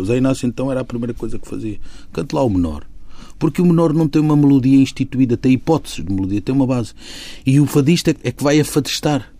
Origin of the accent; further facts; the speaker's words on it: Lisbon, Portugal; no bairro onde eu cresci e onde nasci, eu digo sempre que nasci porque eu fui para ali logo com dias, portanto considero que tenha nascido ali. Claro que nasci na maternidade Alfredo da Costa